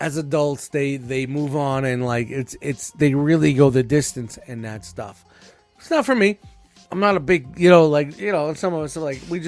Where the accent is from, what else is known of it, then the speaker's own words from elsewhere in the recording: New York City, New York, United States; I'm from Brooklyn